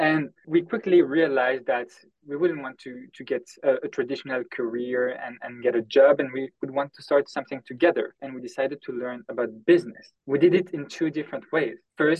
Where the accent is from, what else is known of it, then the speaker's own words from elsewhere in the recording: Brussels, Brussels-Capital Region, Belgium; also born or lived in United Kingdom; now in France; We grew up together in Belgium, in Brussels. We went to the same university in the UK.